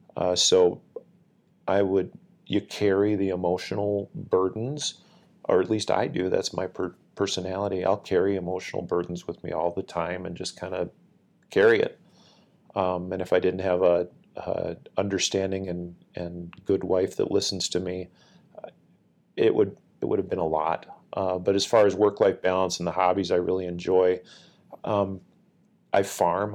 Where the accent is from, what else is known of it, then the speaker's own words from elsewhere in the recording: Northfield, Minnesota, United States; I grew up in Northfield, which is about thirty-five minutes south of the, the base here at the Twin Cities Airport in Minnesota